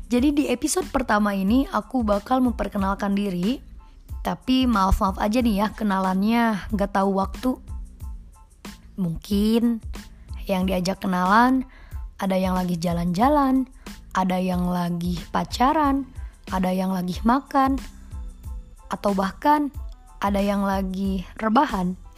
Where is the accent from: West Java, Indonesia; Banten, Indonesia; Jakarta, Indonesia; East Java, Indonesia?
West Java, Indonesia; Subang; born there; now in Bandung, Indonesia; Aku lahir di Subang tanggal 2 April 2000 hari Minggu.